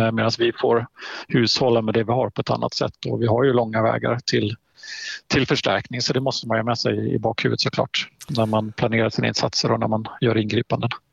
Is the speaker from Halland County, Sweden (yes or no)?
yes; Halland County, Sweden; moved away as an adult; now in Östersund, Sweden; jag är en hallänning i, i grund och botten, född och mm. uppvuxen på västkusten